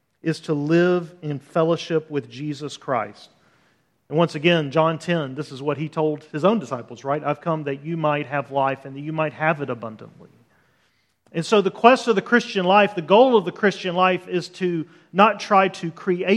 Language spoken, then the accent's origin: English; Birmingham, Alabama, United States; moved away as an adult; also born or lived in Los Angeles, California; I grew up in Birmingham, Alabama